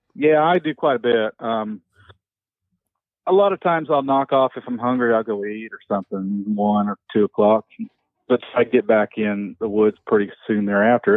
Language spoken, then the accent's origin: English; southern hills of Indiana, United States; I grew up in the Southern Hills, Indiana, rolling hills, hardwoods, oak hickories